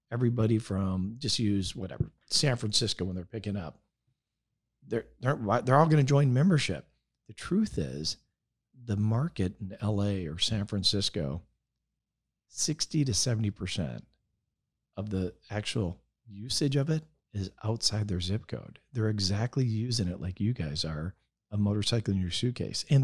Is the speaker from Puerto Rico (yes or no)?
no; Spain; moved away; I'm from Spain, so I I learned in Spain.